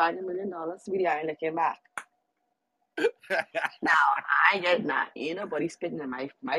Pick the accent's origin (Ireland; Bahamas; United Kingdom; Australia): Bahamas; I'm from the Caribbean, I'm from the Bahamas